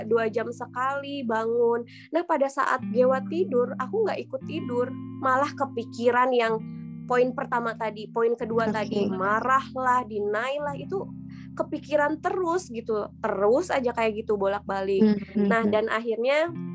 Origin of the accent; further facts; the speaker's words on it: Sukabumi, West Java, Indonesia; aku lahir di Sukabumi uh, kalau misalkan nggak tahu Sukabumi itu di Jawa Barat jadi asli Sunda